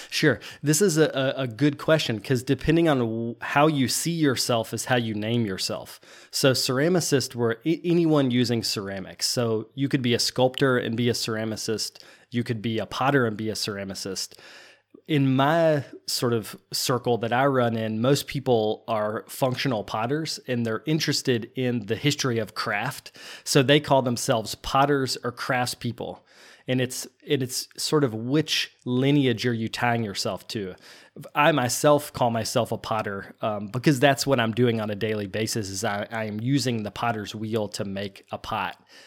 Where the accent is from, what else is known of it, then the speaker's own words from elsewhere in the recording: Virginia, United States; moved away as an adult; also born or lived in North Carolina / Shanghai, China; now in New Jersey, United States; I grew up in Virginia, but went to school in North Carolina